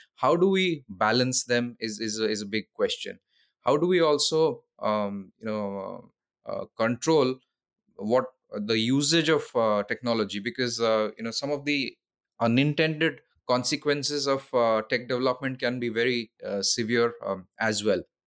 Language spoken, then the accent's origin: English; Odisha, India; also born or lived in London; went back to India, to my home state, Odisha